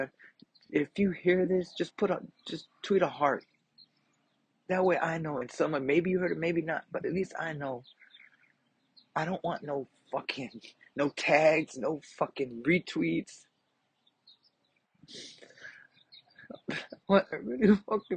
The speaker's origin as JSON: {"language": "English", "area": "a smaller town 40 miles past Uvalde", "region": "Texas", "country": "United States", "moved": "yes", "said": "I'm not from Uvalde, but I'm from a smaller town, 40 miles past Uvalde. I go through Uvalde when I go home to visit my family"}